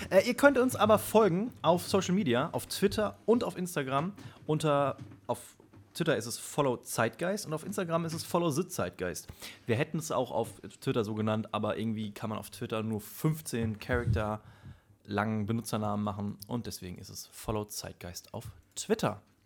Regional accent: Germany; bei uns in Deutschland

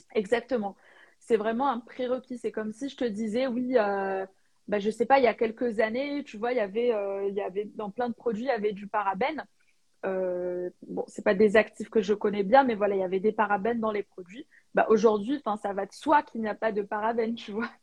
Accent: Algeria; moved away as an adult; je suis née et j'ai vécu en Algérie euh, bah, jusqu'à l'âge de 18 ans

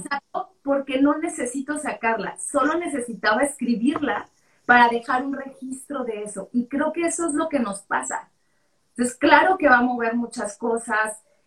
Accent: Culiacán, Sinaloa, Mexico; moved away as an adult; now in Mexico City, Mexico; Yo crecí en Sinaloa, en Culiacán

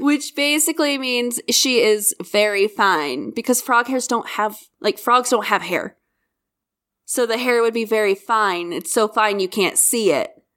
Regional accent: Kansas, United States

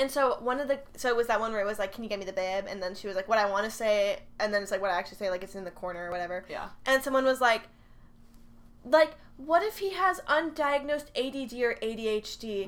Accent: Texas, United States; we're from Texas

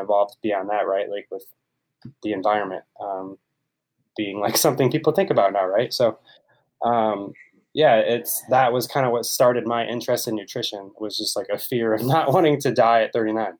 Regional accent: Ohio, United States; moved away as an adult; now in San Diego, United States; So, I grew up in Ohio.

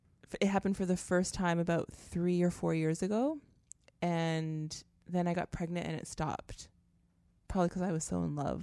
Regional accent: Canada; moved away as an adult; now in United States; I'm Canadian, right? I came here

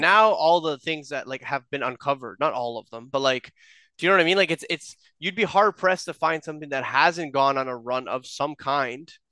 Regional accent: Toronto, Ontario, Canada; we're from Toronto.

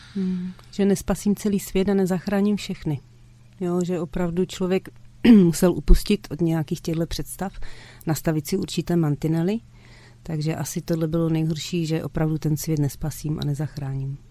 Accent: Krnov, Moravian-Silesian Region, Czechia; also born or lived in Mladá Boleslav; u nás v Krnově

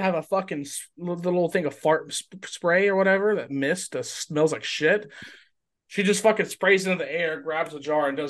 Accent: Texas, United States; moved away; I wasn't even living in Texas at that time

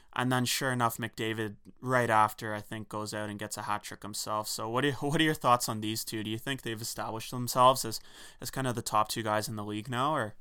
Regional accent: Canada; as a Canadian

